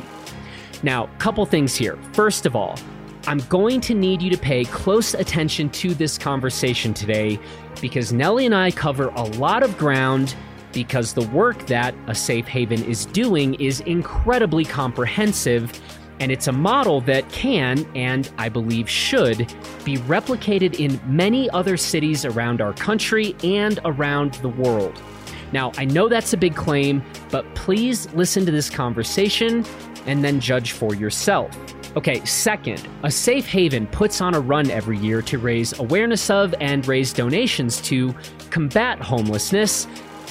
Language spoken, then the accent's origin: English; Chicago, Illinois, United States; moved away; I'm from Chicago originally.